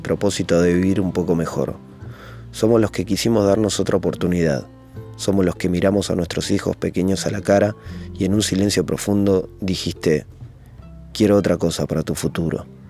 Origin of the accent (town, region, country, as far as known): Argentina; moved away as an adult; now in Italy